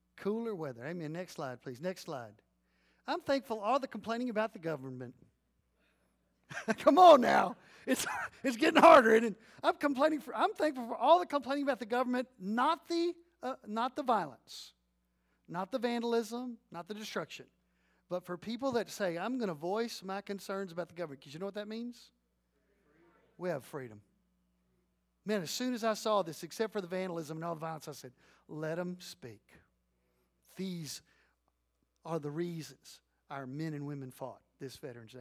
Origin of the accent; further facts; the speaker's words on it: Leon County, Texas, United States; I'm growing up in Leon County